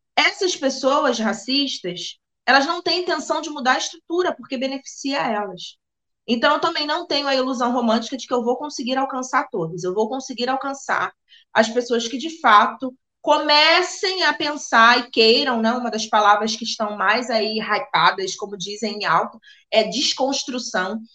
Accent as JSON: {"language": "Portuguese", "country": "Brazil", "said": "como brasileiro"}